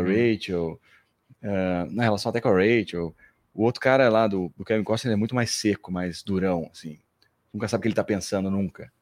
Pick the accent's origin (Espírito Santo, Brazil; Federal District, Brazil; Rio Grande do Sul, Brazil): Rio Grande do Sul, Brazil; Porto Alegre; moved away as an adult; also born or lived in São Paulo; sou de Porto Alegre.